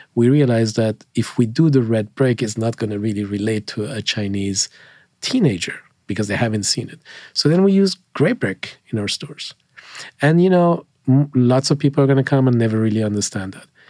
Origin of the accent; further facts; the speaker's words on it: Switzerland; moved away as an adult; now in United States; I grew up in, in Switzerland